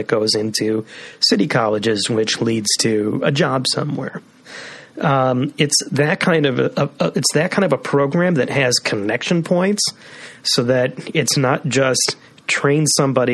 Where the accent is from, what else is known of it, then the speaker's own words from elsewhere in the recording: Skokie, Illinois, United States; growing up in Skokie